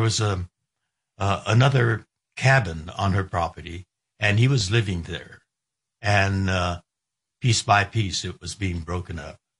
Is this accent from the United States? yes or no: yes; United States; I'm an American